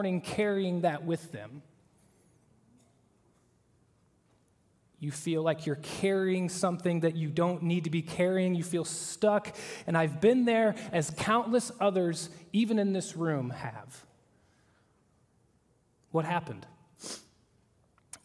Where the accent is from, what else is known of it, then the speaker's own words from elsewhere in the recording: Oklahoma, United States; moved away; I'm from Oklahoma.